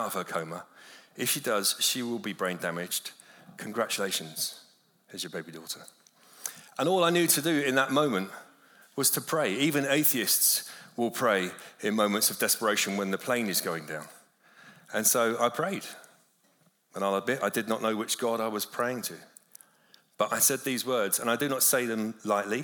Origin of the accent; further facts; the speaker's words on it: London, United Kingdom; moved away as an adult; now in Malibu, United States; I grew up in London